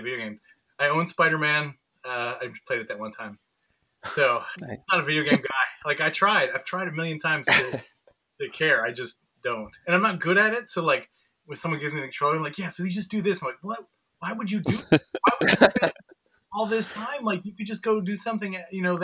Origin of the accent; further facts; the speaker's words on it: Wausau, Wisconsin, United States; moved away as an adult; also born or lived in Eau Claire, Wisconsin; now in Chicago, United States; It's very close to Wausau, so Wausau's nice. A little town where I grew up